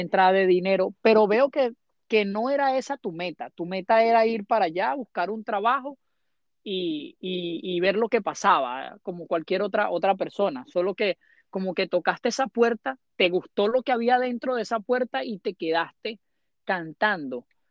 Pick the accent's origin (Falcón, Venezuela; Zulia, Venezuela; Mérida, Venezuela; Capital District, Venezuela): Capital District, Venezuela; Caracas; en Caracas, de donde vengo yo